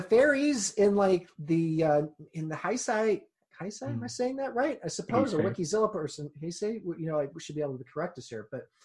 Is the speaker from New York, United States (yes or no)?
no; Kansas, United States; I am from Kansas